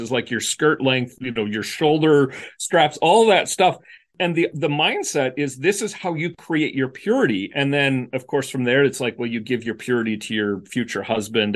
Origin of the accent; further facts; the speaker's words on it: Canada; moved away as an adult; also born or lived in West Michigan; where I grew up in Canada